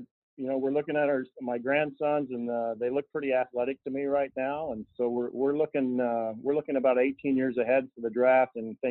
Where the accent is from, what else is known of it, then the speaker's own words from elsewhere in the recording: Indiana, United States; We're both from Southern Indiana and met when we were in high school